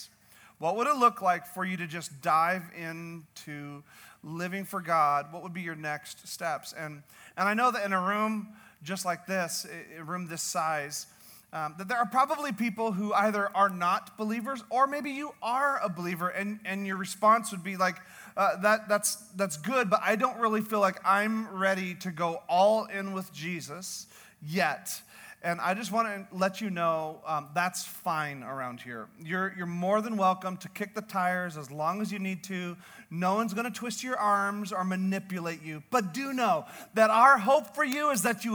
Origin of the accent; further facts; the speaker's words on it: Canada; I'm Canadian